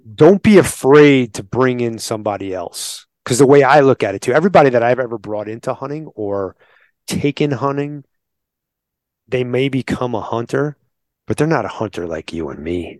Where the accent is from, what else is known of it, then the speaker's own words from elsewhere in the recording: New York, United States; now in Arizona, United States; I'm from New York, right? Like, I grew up in combat, what they call combat hunting